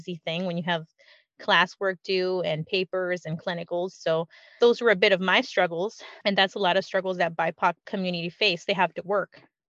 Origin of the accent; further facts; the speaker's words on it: California, United States; we grew up in California